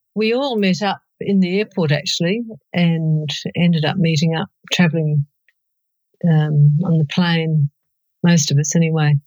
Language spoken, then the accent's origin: English; South Australia, Australia; I'm from South Australia